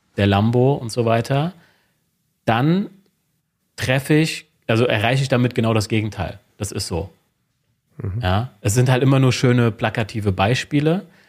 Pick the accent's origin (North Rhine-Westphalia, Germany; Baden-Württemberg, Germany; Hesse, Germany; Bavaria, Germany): Hesse, Germany; Wiesbaden; ich bin aus Wiesbaden, bin 36 Jahre alt